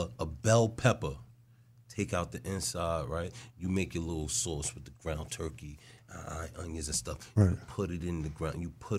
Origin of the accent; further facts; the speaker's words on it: New York, United States; now in Orlando, United States; I'm from New York.